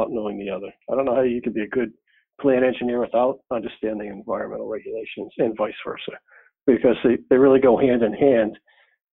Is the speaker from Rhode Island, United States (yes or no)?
yes; Newport, Rhode Island, United States; I grew up in Newport, Rhode Island